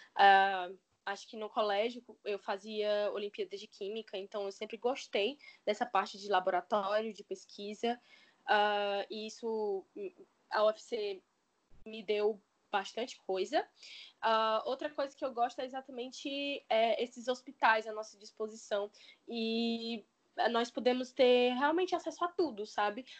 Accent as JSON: {"language": "Portuguese", "town": "Fortaleza", "region": "Ceará", "country": "Brazil", "tie": "born or raised there", "said": "Desde criança, eu sou de Fortaleza, não é? E eu nunca me mudei"}